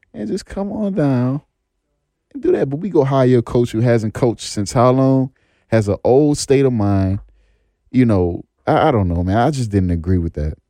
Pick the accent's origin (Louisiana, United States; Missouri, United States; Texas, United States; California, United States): Louisiana, United States; New Orleans; I'm from New Orleans, too